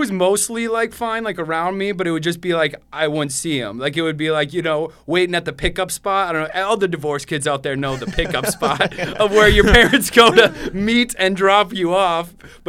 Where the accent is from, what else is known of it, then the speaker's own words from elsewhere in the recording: Minnesota, United States; We're from Minnesota.